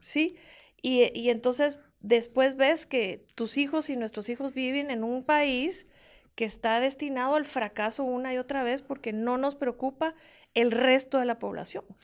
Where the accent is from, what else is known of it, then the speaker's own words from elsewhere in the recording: Guatemala; como guatemalteca